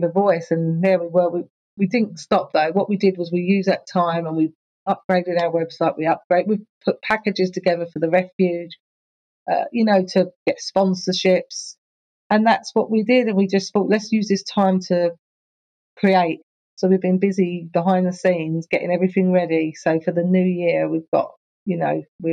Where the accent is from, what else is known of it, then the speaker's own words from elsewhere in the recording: Enfield, London, United Kingdom; moved away as an adult; also born or lived in Ponders End / Palmers Green / Southgate; now in Essex, United Kingdom; I grew up in Enfield, all North London.